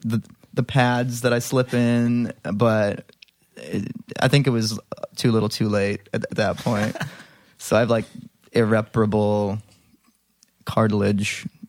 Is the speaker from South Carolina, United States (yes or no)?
no; Libertyville, Illinois, United States; I was, right. In the suburbs. A little town called Libertyville.